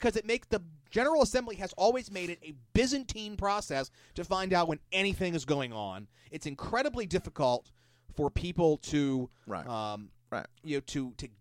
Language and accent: English; Pasadena, Maryland, United States; Where I grew up in Pasadena was less than 500 feet from a strip mall.